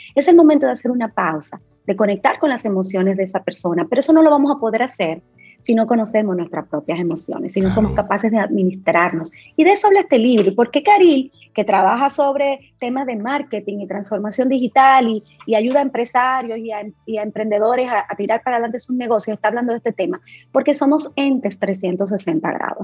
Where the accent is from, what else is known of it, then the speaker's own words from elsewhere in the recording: Dominican Republic; nosotros como dominicanos, primero abracemos nuestra dominicanidad